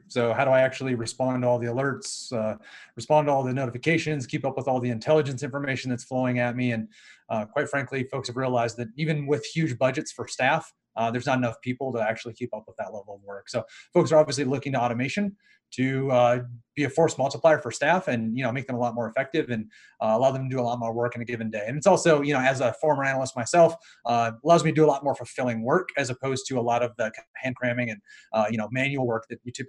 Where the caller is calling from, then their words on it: Louisville, Colorado, United States; I am in Louisville, Colorado.